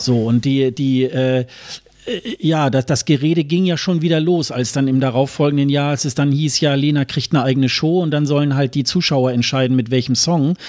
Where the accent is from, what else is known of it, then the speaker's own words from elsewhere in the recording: Germany; als Deutscher